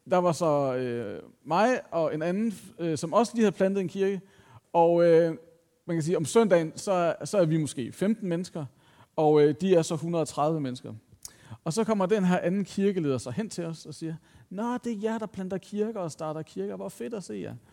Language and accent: Danish; Copenhagen, Capital Region of Denmark, Denmark; Jeg var sådan lidt, jeg er fra København, hvad sker der?